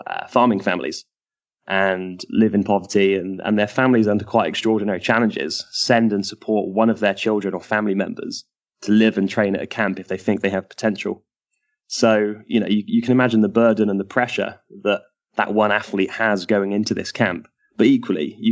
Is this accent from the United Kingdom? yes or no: yes; Bristol, South West England, United Kingdom; moved away as an adult; now in United States; my hometown, Bristol, where I'd been working